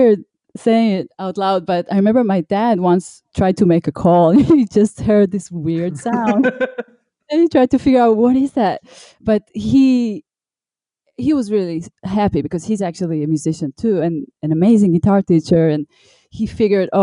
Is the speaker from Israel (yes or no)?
yes; Givatayim, Tel Aviv District, Israel; also born or lived in New York; now in Los Angeles, United States; I grew up in Givatayim, which is just outside